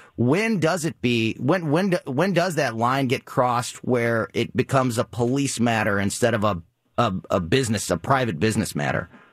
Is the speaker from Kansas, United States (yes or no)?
no; Florissant, Missouri, United States; born and raised in Florissant, Missouri